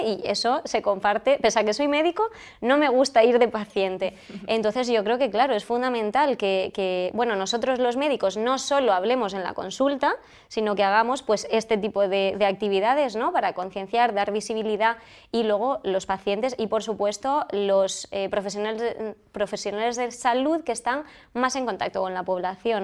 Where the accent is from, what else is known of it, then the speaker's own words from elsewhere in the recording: Almería, Andalusia, Spain; yo soy de Almería, me he formado en Andalucía